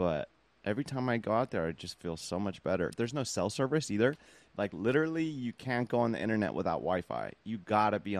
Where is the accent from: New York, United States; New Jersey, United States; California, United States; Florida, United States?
California, United States; Long Beach; I was born in Long Beach. I'm still in Long Beach.